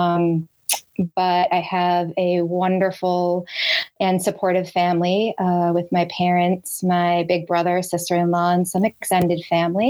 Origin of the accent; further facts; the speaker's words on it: Boston, Massachusetts, United States; I grew up in the Boston area.